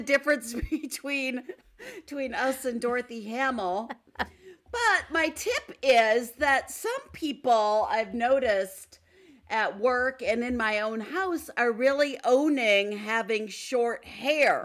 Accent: Stevens Point, Wisconsin, United States; winter days growing up in Stevens Point, tobogganing at Iverson Park

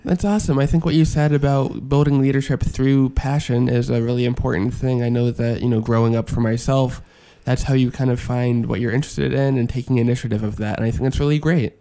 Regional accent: East Coast, United States; now in Minnesota, United States; I'm from the East Coast, so I'm used to white Christmases

